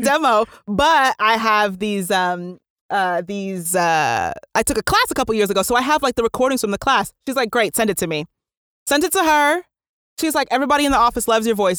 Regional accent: New Jersey, United States; I was born and raised in New Jersey

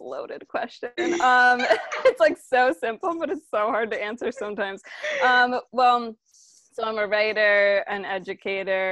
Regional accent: Maryland, United States; now in New York, United States; I majority grew up in Maryland, though I was born in New York, like north of here

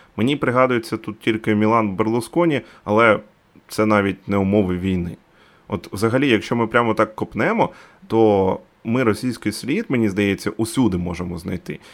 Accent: Dnipro, Dnipropetrovsk Oblast, Ukraine; Я з Дніпра.

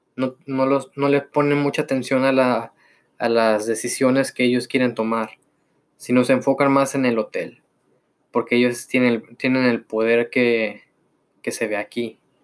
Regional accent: Mexico; soy mexicano

